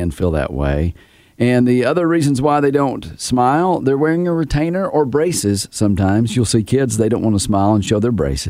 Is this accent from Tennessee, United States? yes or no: yes; Tennessee, United States; I'm from Tennessee.